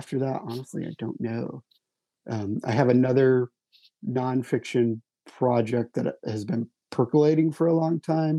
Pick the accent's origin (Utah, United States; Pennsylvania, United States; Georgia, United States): Utah, United States; moved away; my hometown in Utah